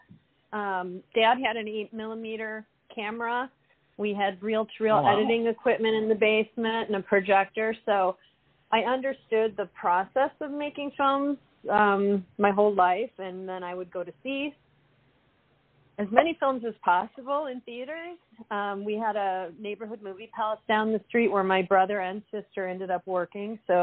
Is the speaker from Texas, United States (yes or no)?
no; Chicago, Illinois, United States; now in Los Angeles, United States; I am from Chicago. I live in Los Angeles now, though.